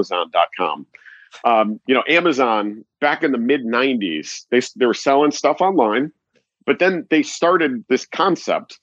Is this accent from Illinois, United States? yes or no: yes; Chicago, Illinois, United States; I'm from Chicago